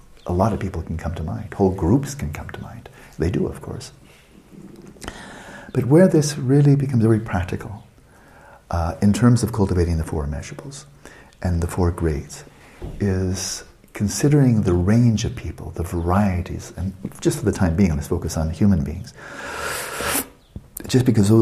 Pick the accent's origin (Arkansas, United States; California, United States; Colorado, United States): California, United States; my home state